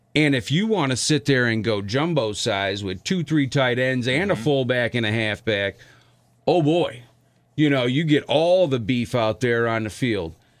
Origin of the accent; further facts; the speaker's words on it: outside of Chicago, Illinois, United States; now in Milwaukee, United States; where I grew up outside of Chicago and around here, around uh, in, in Milwaukee now